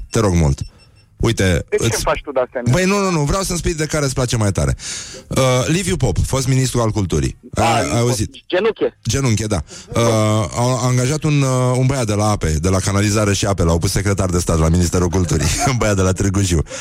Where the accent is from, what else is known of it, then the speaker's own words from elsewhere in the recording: Greece; Nu îmi place nici muzica grecească, deși sunt grec, o urăsc, mă scoate din minți, m-a terminat aia că în copilărie.